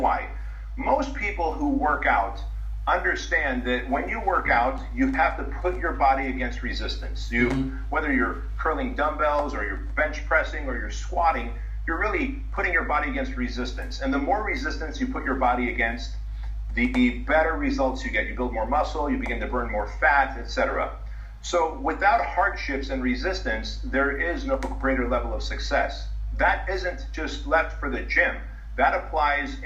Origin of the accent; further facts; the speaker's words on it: United States; also born or lived in a communist country; I was 6 years old when we came to the United States in 1980